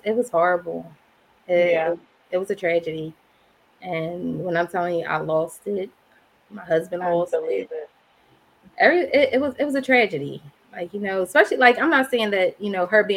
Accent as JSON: {"language": "English", "town": "Philadelphia", "region": "Pennsylvania", "country": "United States", "tie": "born or raised there", "said": "I was born and raised in West Philly"}